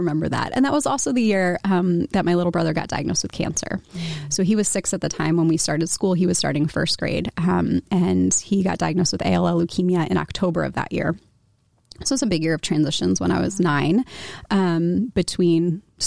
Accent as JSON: {"language": "English", "town": "Washington", "region": "District of Columbia", "country": "United States", "tie": "born or raised there", "also_born_or_lived": "Philadelphia / State College, Pennsylvania", "moved": "as an adult", "lives_now": "Iowa City, United States", "said": "I grew up in the Washington, D.C. area"}